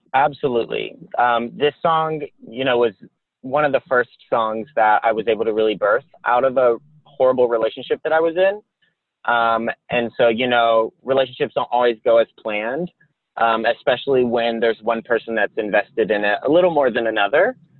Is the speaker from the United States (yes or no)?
yes; the South, United States; I grew up in the South